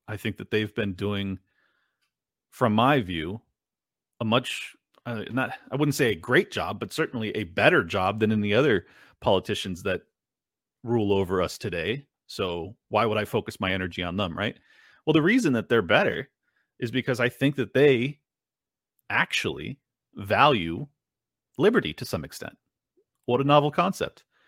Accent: United States; I'm an American

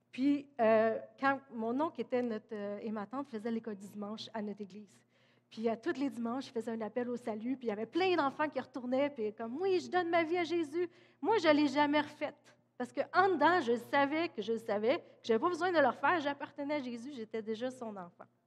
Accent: Granby, Quebec, Canada; also born or lived in Oklahoma; je suis née à Grimby, québécoise, canadienne

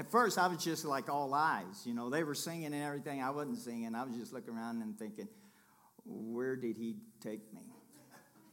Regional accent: Kentucky, United States; I'm from Kentucky

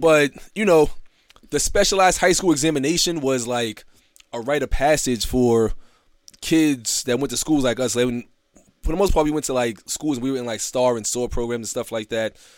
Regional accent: New York City, New York, United States; growing up in Brooklyn

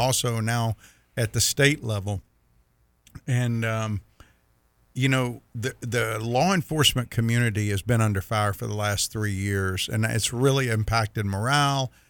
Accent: Mississippi, United States; my wife gives me grief because I'm from Mississippi and I say Thursday, Thursday.

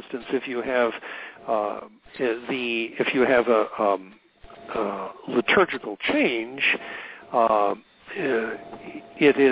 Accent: Milwaukee, Wisconsin, United States; moved away; back in my hometown

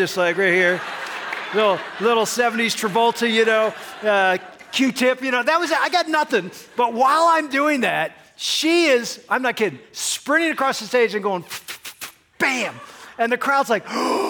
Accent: Michigan, United States; … and … from Michigan.

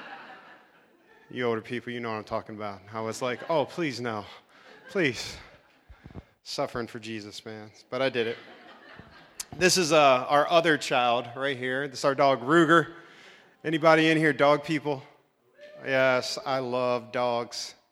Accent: Maryland, United States; moved away as an adult; also born or lived in Virginia / New Jersey; now in Nixa, United States; my wife and I grew up in Maryland.

